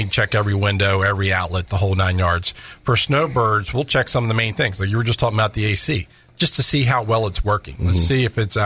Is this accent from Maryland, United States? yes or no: yes; Maryland, United States; now in Florida, United States; I'm originally from Maryland